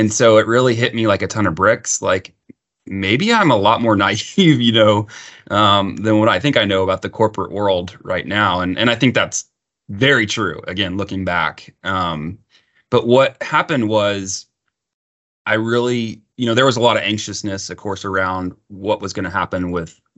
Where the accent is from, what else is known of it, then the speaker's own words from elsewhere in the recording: Austin, Texas, United States; also born or lived in Houston, Texas; I grew up in Texas. I've always lived in Texas